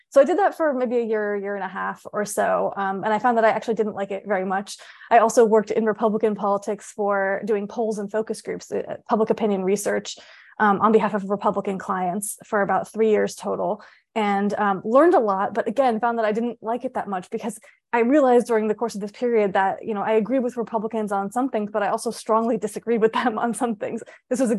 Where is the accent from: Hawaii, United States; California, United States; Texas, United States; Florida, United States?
Florida, United States; Tampa; I grew up mostly in Florida, in a suburb of Tampa, Florida.